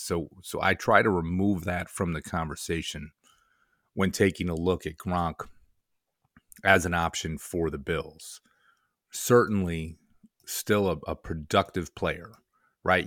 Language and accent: English; Rochester, New York, United States; growing up as a Syracuse fan, growing up in the Rochester area